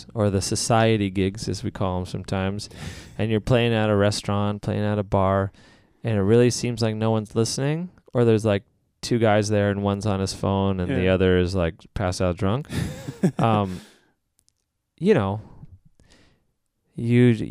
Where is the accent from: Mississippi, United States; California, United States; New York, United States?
California, United States; San Diego; also born or lived in Illinois; I grew up in San Diego